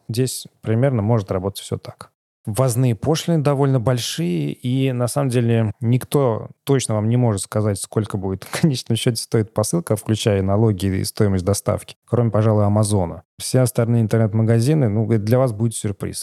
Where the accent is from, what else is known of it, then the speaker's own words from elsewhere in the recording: Samara, Samara Oblast, Russia; moved away as an adult; now in Novi Sad, Serbia; я сам из Самары